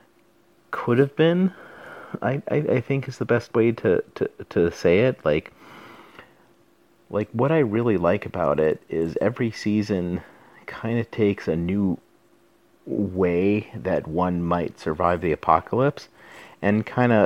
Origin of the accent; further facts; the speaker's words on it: Southwest, United States; I'm from the Southwest